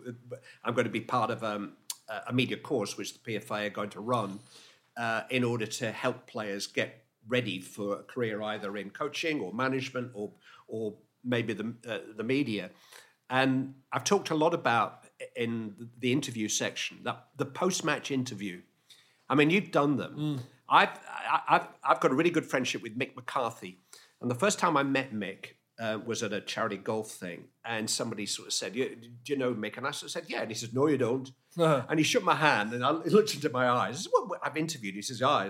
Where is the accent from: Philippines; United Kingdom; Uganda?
United Kingdom; Bury, North West England; I'm from Bury